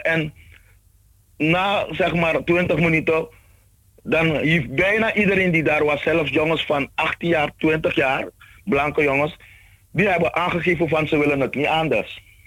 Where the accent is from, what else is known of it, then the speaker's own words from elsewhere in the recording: Suriname; moved away; als Surinamers, als allochtonen